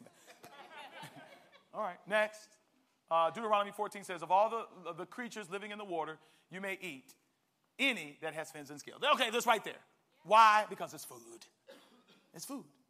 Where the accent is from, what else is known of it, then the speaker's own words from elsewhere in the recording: Maryland, United States; I'm from Maryland